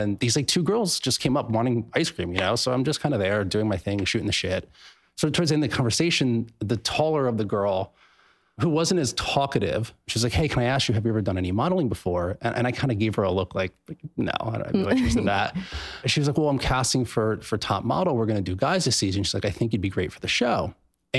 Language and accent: English; Pennsylvania, United States; moved away; I'm from Pennsylvania. I went home to Pennsylvania for Christmas and stuff like that to see my family